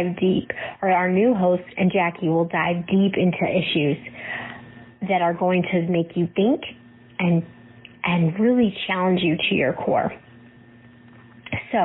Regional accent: Cleveland, Ohio, United States; now in Norfolk, United States; I grew up in Cleveland, a suburb of Cleveland, Ohio

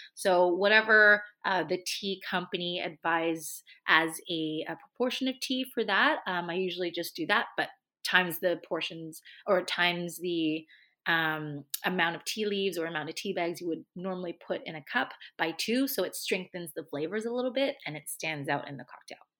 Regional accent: Hong Kong; moved away; I grew up in Asia, so I grew up in Hong Kong

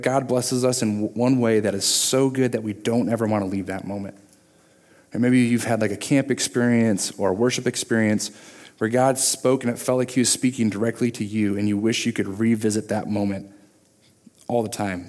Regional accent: Michigan, United States; moved away as an adult; also born or lived in Virginia; growing up in Michigan

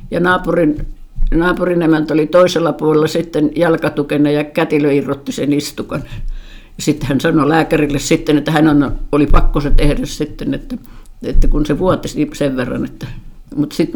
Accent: Tampere, Pirkanmaa, Finland; born there; Mä oon syntynyt sairaalassa

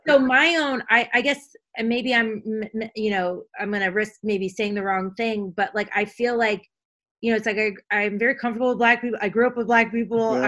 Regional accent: U.S. Virgin Islands; now in United States; when I grew up in St. Thomas, it was black

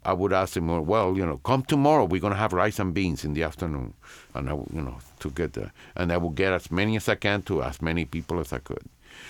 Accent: Santiago de Cuba, Cuba; And we would go from Tampa to Santiago, my hometown, to the same hospital where I was born.

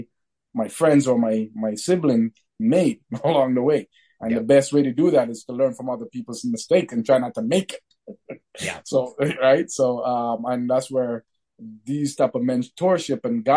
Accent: Sudbury, Ontario, Canada; growing up in Sudbury, as a minority

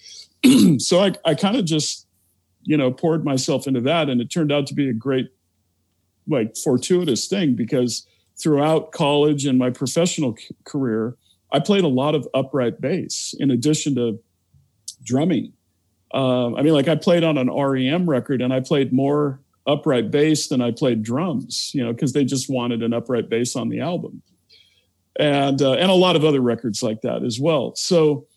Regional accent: Olympia, Washington, United States; also born or lived in Seattle, Washington; I was born and raised in Olympia, Washington

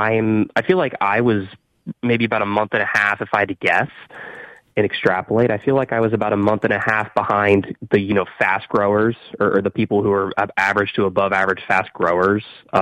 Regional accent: Ohio, United States; I'm actually from Ohio.

